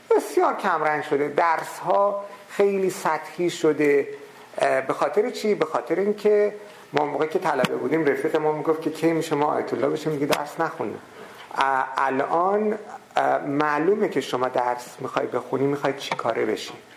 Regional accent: Qom, Qom Province, Iran; در قوم شهری که من به دنیا آمدم و بزرگ شدم

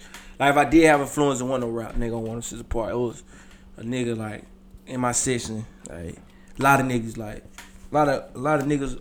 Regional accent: Columbia, South Carolina, United States; I come from Columbia, man. South Carolina. Northeast side of Columbia, South Carolina

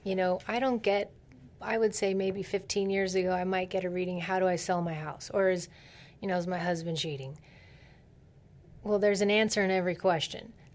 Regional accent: Silicon Valley, California, United States; I'm from Silicon Valley

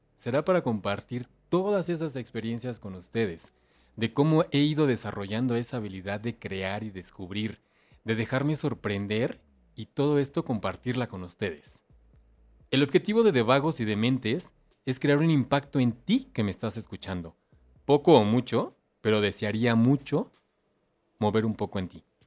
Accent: Mexico; Soy mexicano y soy amante de nuestro folclore

